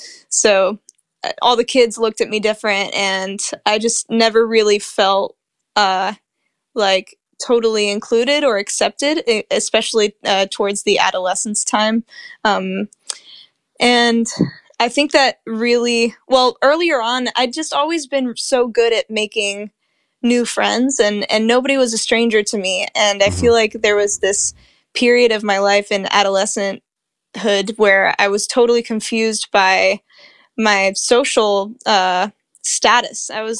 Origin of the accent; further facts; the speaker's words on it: Spain; also born or lived in Europe / Asia / Middle East; So I grew up mostly in Spain to a Spanish dad, and my mom's from the States.